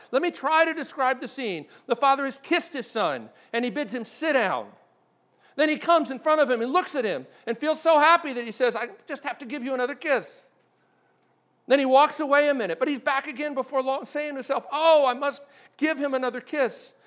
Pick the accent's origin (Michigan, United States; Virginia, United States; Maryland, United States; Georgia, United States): Maryland, United States; moved away; I grew up in Maryland